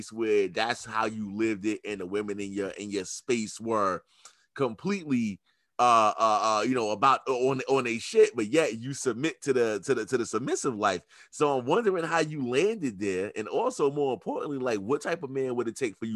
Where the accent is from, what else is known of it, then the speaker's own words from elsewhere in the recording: New York, United States; I'm from New York. So like we are known for being whatever the fuck y'all think we are